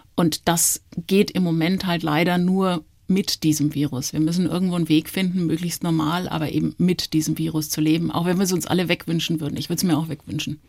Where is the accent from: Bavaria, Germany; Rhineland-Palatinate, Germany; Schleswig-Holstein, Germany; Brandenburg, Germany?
Bavaria, Germany; Nuremberg; moved away as an adult; also born or lived in Stuttgart / Durban, South Africa / Switzerland / Frankfurt; now in Munich, Germany; meine Eltern sind dann relativ schnell nach Nürnberg gezogen. Da bin ich auch aufgewachsen, habe meine Kindheit verbracht